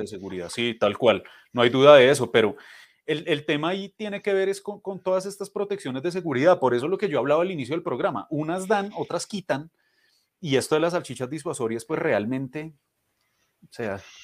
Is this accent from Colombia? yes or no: yes; Colombia; nosotros, como pueblo colombiano que somos